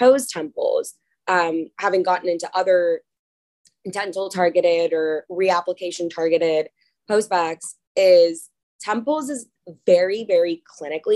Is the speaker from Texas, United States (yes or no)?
yes; Dallas, Texas, United States; moved away as an adult; now in Philadelphia, United States; I'm originally from Dallas, Texas